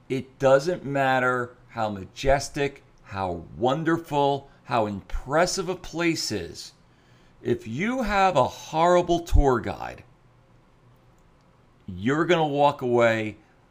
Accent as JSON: {"language": "English", "region": "New Jersey", "country": "United States", "tie": "born or raised there", "said": "I grew up in New Jersey"}